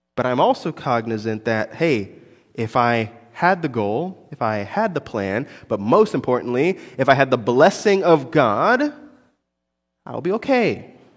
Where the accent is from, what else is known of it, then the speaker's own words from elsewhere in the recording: Orlando, Florida, United States; I, I'm from Orlando. I grew up in Orlando.